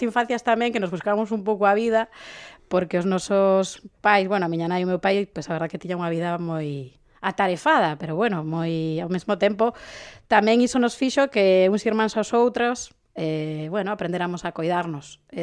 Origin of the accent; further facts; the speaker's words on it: A Coruña, Galicia, Spain; eu crecín en Travesía de Vigo, eh, é dicir, que tive unha infancia rodeada de coches